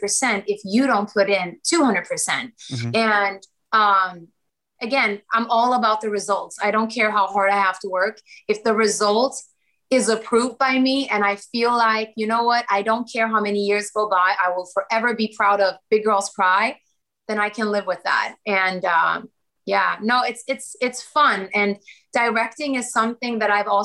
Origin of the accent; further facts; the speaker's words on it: Sweden; also born or lived in Kosovo / Germany; now in Los Angeles, United States; I'm also Swedish, because like I grew up in Sweden. My childhood, it was all Sweden